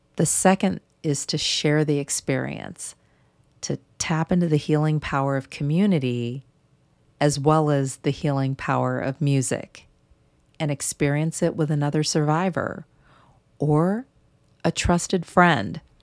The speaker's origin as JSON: {"language": "English", "town": "St. Louis", "region": "Missouri", "country": "United States", "tie": "born or raised there", "moved": "yes", "said": "in my hometown of Saint Louis"}